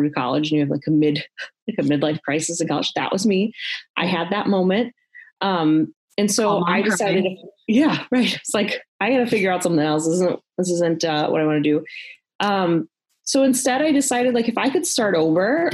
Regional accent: Milwaukee, Wisconsin, United States; also born or lived in Texas / West Bend, Wisconsin; I grew up a Wisconsin girl, grew up just on the south side of Milwaukee

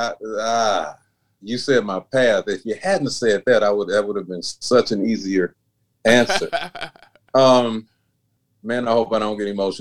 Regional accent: Memphis, Tennessee, United States; moved away as an adult; also born or lived in Chicago / Nashville; I only lived in Memphis, my hometown, for 18

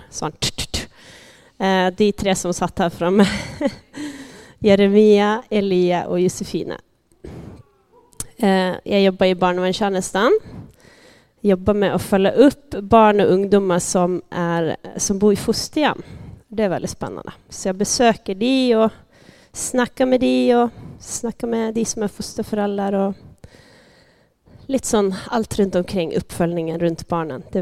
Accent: Sweden; now in Norway; Eh, jag kommer från Sverige. Jag snackar lite sån blandning. Så om eh, du, du, du sitter och lurar på vad är för dialekt, vad jag kommer ifrån, ja, så vet du det. Eh, jag har bott här i tio år.

